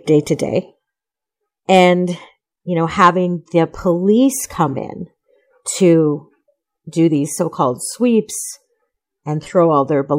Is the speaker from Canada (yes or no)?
yes; Alberta, Canada; So I'm from Treaty 6 territory. I live just outside of Edmonton.